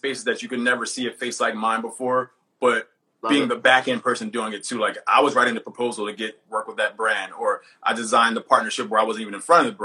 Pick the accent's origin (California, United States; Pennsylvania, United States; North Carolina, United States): Pennsylvania, United States; Philadelphia; I'm from North Philly. I'm here in my office in Philly right now.